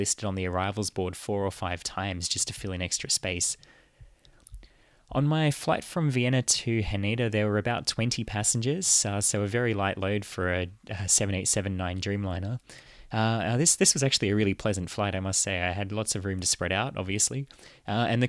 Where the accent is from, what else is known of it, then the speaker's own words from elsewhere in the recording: Canberra, Australian Capital Territory, Australia; I'm from Canberra.